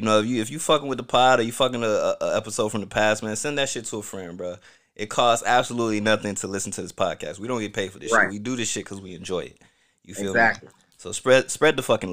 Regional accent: Orlando, Florida, United States; also born or lived in Newark, New Jersey; I grew up in Pine Hills, you know, Orlando, Florida.

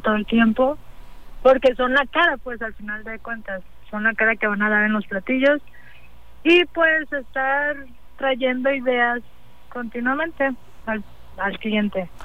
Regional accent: Manzanillo, Colima, Mexico; yo soy de Manzanillo, aquí, bueno, yo nací en Colima, pero toda mi vida prácticamente he vivido en Manzanillo.

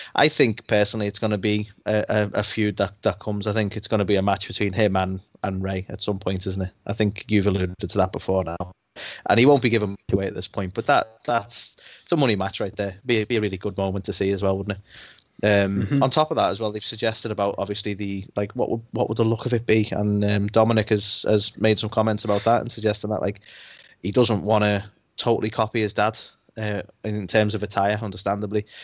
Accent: United Kingdom; I'm British

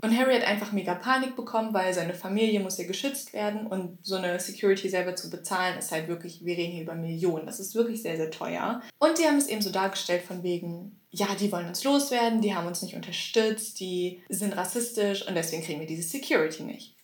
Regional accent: Germany; für uns als Deutsche

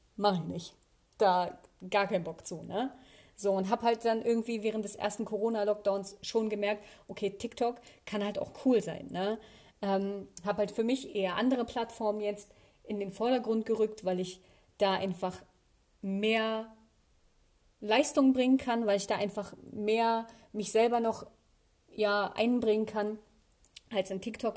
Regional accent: Germany; hier in meiner Heimatstadt

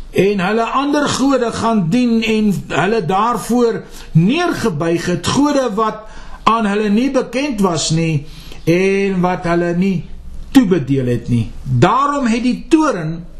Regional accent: South Africa; ons as Afrikaners hier in die suidelike punt van Afrika geplaas.

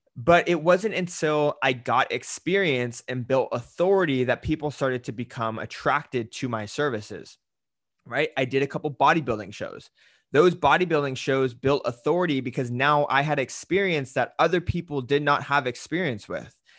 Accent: Salinas Valley, California, United States; I grew up in Salinas Valley

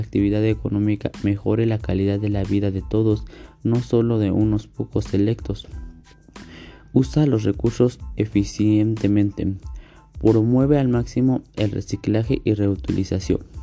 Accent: Atlacomulco, State of Mexico, Mexico; soy de Mando del Río, Atlacomulco, México

